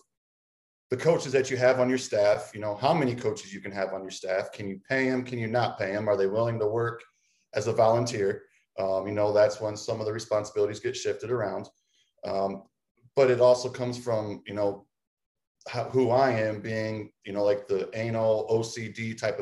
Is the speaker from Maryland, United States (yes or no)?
no; Tiffin, Ohio, United States; also born or lived in Mansfield, Ohio / Las Vegas; now in Clyde, United States; I came back to my hometown of Tiffin to Heidelberg University